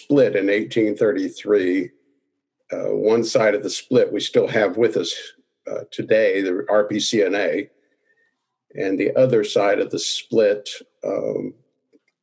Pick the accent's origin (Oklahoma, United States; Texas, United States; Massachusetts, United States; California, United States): Oklahoma, United States; I was raised in Oklahoma, went